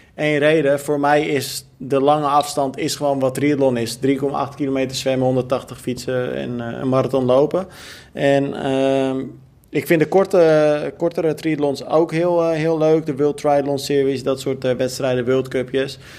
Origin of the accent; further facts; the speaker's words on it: Almere, Flevoland, Netherlands; ik ben natuurlijk ook opgegroeid in Almere